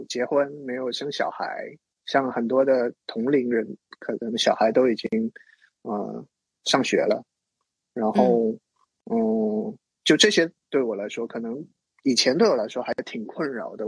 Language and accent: Chinese; Zhangzhou, Fujian, China; moved away as an adult; also born or lived in Shanghai; 我就回到我的家乡 福建漳州，在那边治疗了一年